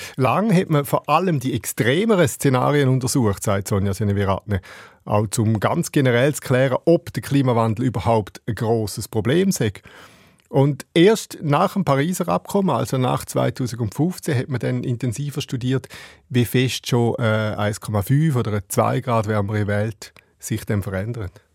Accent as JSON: {"language": "German", "country": "Switzerland", "said": "bei uns in der Schweiz"}